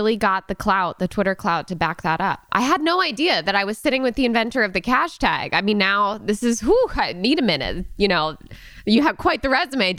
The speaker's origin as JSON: {"language": "English", "region": "Connecticut", "country": "United States", "said": "I'm from Connecticut where we don't disclose information such as who we dislike."}